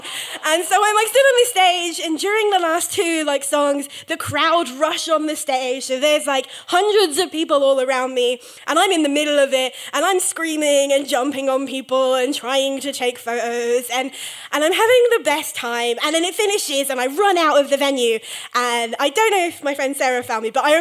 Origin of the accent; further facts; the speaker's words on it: England, United Kingdom; as an English person